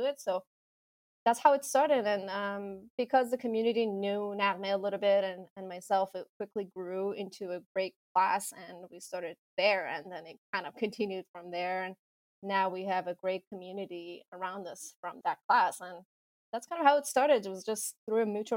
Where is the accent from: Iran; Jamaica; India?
Iran; also born or lived in California; now in Seattle, United States; I grew up in Iran, and then I kind of moved to California and studied architecture and theater there